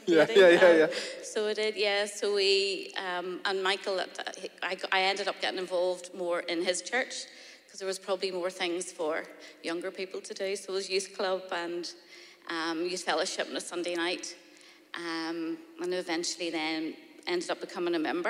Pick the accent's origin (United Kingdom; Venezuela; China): United Kingdom; Lisburn, Northern Ireland; I was born in Lisburn